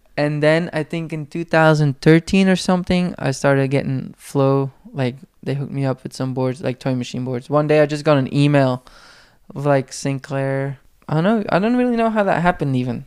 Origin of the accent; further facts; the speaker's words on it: Belgium; first language Flemish; English is a second language; moved away; in my hometown, there was a skate shop